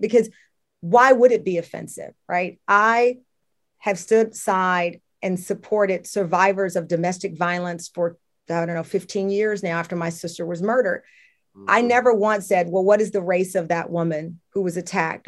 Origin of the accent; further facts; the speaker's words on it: Luling, Texas, United States; growing up in Luling, Texas